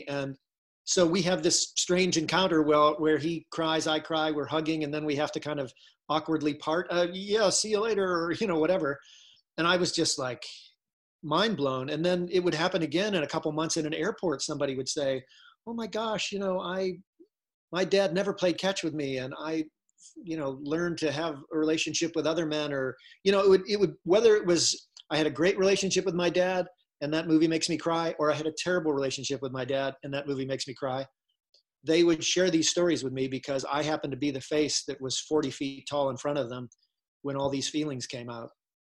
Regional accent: Ohio, United States; And I said, no, I'm from Ohio.

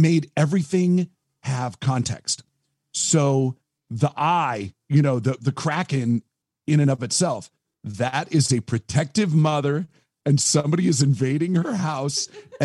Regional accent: Monroe, Washington, United States; also born or lived in Duvall, Washington; I grew up in Monroe. I grew up in Monroe and Duval. And I live in Duval

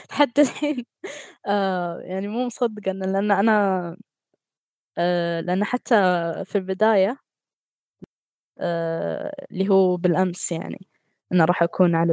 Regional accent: Qatar; من قطر

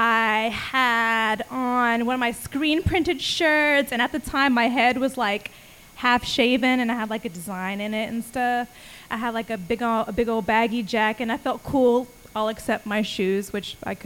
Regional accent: Austin, Texas, United States; I was like, I'm from Austin. I like smiling when I rap and, you know, singing about my heart.

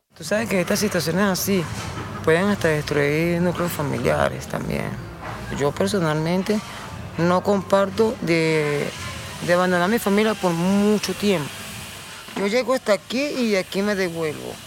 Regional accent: Venezuela; somos venezolanos los dos

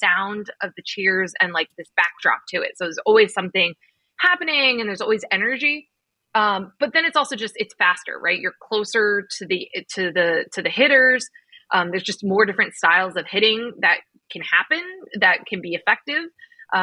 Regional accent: New Jersey, United States; we grew up in New Jersey.

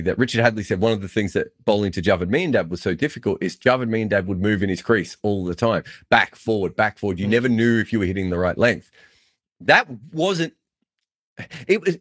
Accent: Victoria, Australia; I used to say I was from the Democratic Republic of Victoria

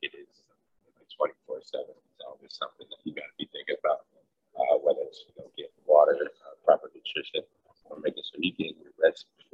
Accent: Atlanta, Georgia, United States; moved away; also born or lived in Detroit; I'm from Atlanta

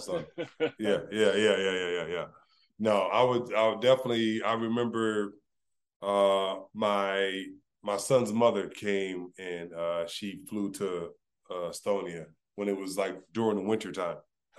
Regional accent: California, United States; I'm from California, negative 5 is cold

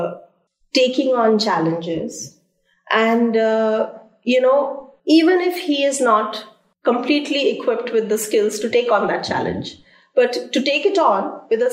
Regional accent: Delhi, India; I'm born and brought up in Delhi

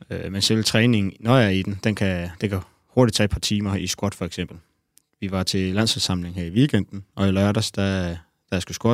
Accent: Næstved, Zealand, Denmark; jeg er fra Næstved.

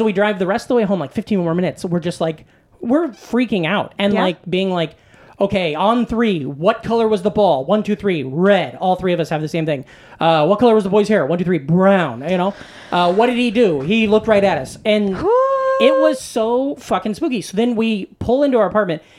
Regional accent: Iowa, United States; growing up in Iowa, I went to Iowa State University

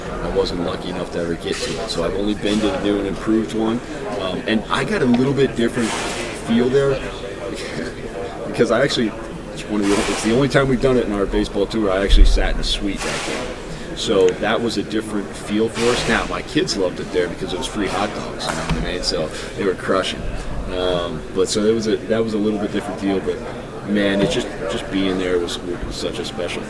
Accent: Colorado, United States; moved away; I'm from Colorado, and when I grew up, the Rockies weren't around yet.

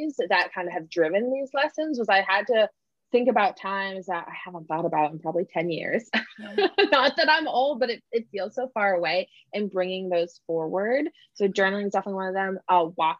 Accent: New England, United States; I'm from New England

